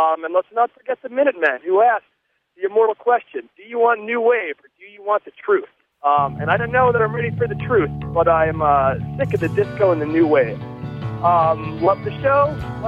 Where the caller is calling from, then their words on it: Boston, Massachusetts, United States; calling from Boston, Mass.